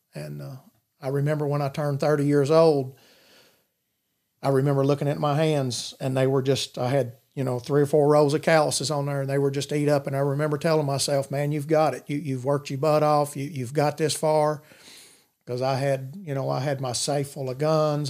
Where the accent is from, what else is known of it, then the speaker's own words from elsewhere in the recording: Madisonville, United States; I grew up in Madisonville all my life